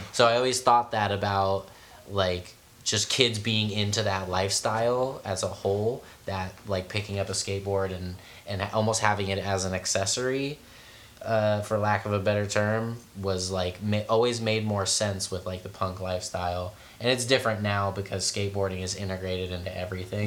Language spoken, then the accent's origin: English; San Francisco, California, United States; I'm from San Francisco